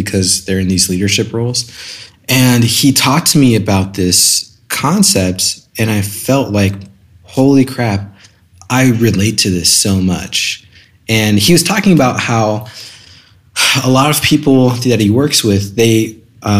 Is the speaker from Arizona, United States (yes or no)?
yes; Scottsdale, Arizona, United States; also born or lived in California; I was born in California, moved to Scottsdale, Arizona when I was two. So pretty much just lived in Arizona my whole life.